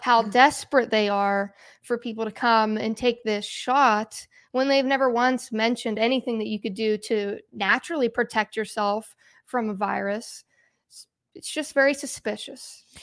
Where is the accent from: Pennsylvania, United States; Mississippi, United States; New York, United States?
Pennsylvania, United States; Pittsburgh; I'm from Pittsburgh